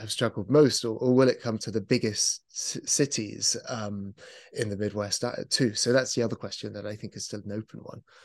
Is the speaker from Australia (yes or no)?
no; United Kingdom; as a British person